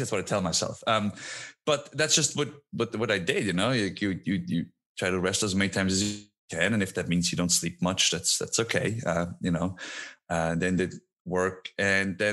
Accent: Switzerland; first language Swiss German; English is a second language; moved away as an adult; now in United States; two villages over from where I grew up

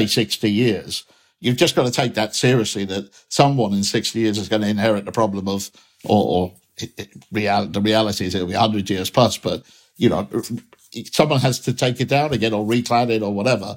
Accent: Manchester, North West England, United Kingdom; I'm one speaker as a Mancunian

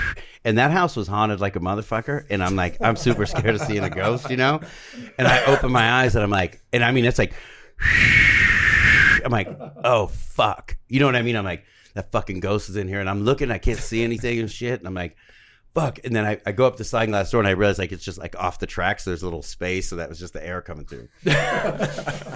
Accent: Covina, California, United States; I'm from Covina, home of the Church of the Crystal Methodist

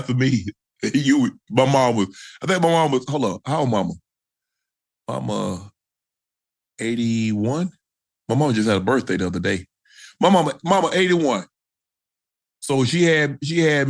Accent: Georgia, United States; I'm from Georgia

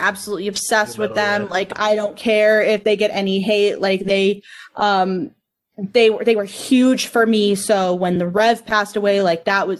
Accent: Miami Fort Lauderdale area, South Florida, United States; also born or lived in Lake Nona; So I grew up in South Florida, so the Miami Fort Lauderdale area. So there was a lot of Latin influence.

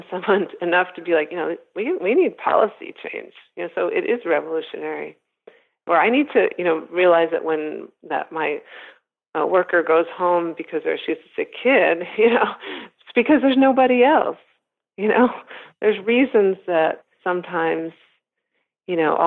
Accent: United States; also born or lived in Sweden; I was born in Sweden, raised in America

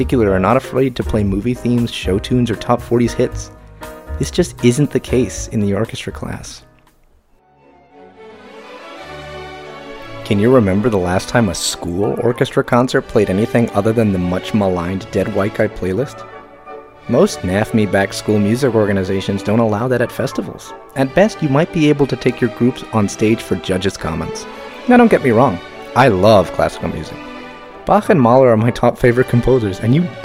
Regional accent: Miami, Florida, United States; moved away as an adult; now in Pasadena, United States; growing up in the South, even in the melting pot of Latin American cultures that is Miami

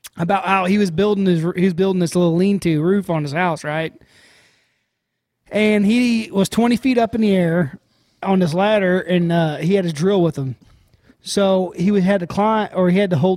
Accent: United States; being an American

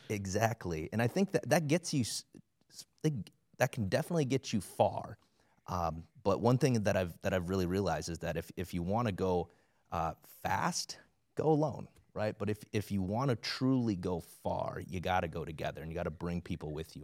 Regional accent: South Dakota, United States; I grew up in South Dakota, like, everybody's you know, a Christian, supposedly

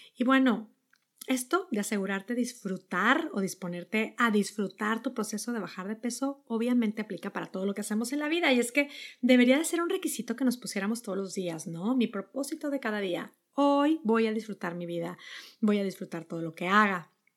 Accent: Monterrey, Nuevo León, Mexico; moved away as an adult; also born or lived in Netherlands / New York; now in Boston, United States; Yo soy de Monterrey, vivíamos ahí

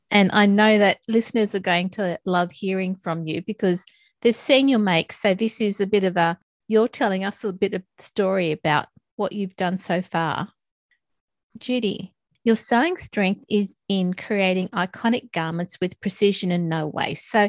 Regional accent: Australia; as an Australian

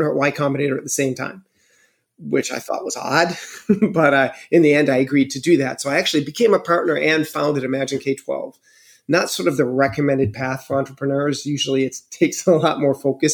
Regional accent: Buffalo, New York, United States; moved away as an adult; also born or lived in Cupertino, California / France; I was from Buffalo, New York

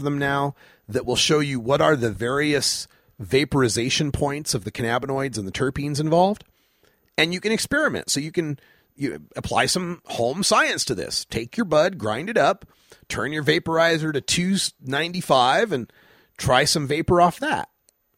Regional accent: Idaho, United States; I'm from Idaho where we had two strains, got some and don't.

